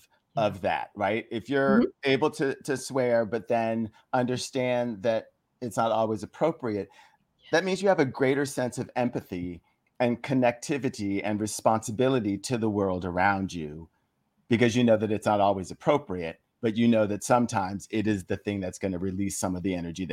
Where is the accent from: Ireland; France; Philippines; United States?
Philippines; Plus, you know, we grew up in the Philippines and there are certain swear words in Tagalog that contain a certain amount of humor.